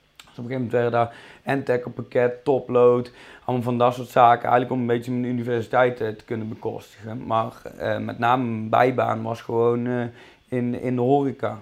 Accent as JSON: {"language": "Dutch", "town": "Tilburg", "region": "North Brabant", "country": "Netherlands", "tie": "born or raised there", "also_born_or_lived": "Goirle", "accent": "Brabant", "said": "geboren en getogen in eh, Tilburg. Dus ras echte Brabander. Daar zullen jullie misschien ook wel aan mijn accent horen."}